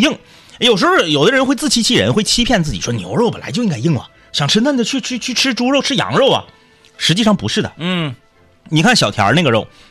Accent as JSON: {"language": "Chinese", "town": "Changchun", "region": "Jilin", "country": "China", "tie": "born or raised there", "said": "我是土生土长的长春人"}